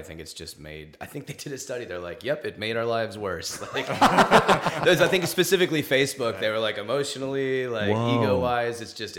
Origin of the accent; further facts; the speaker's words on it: Los Angeles, California, United States; Los Angeles. I was born here.